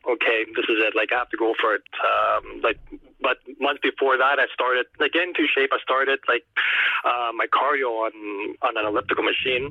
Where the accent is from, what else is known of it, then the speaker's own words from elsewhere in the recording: Montreal, Quebec, Canada; here in Montreal. I'm from Montreal